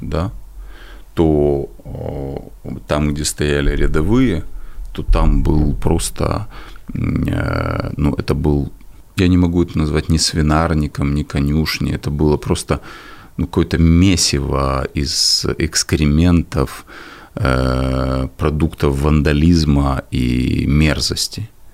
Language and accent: Russian; Kyiv, Ukraine; в мой дом, в мой город, а я коренной киевлянин